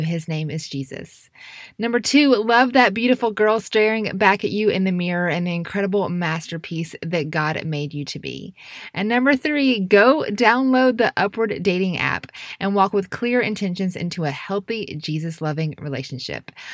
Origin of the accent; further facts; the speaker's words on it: United States; We're very independent as American culture specifically